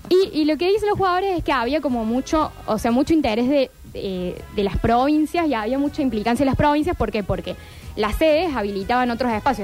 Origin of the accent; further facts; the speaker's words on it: Argentina; documentales que hacemos como Argentina